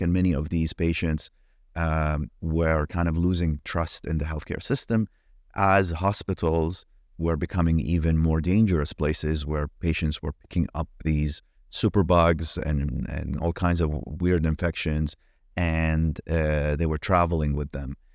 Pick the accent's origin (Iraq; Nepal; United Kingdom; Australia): Iraq; moved away; I grew up in Iraq